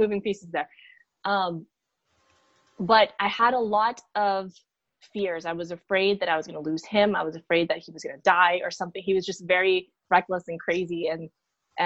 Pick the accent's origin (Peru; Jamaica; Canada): Peru; moved away; I'm from Peru